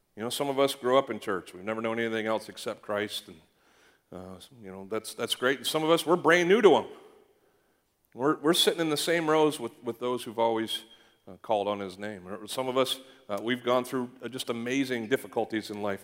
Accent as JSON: {"language": "English", "country": "Canada", "tie": "born or raised there", "said": "I grew up in Canada"}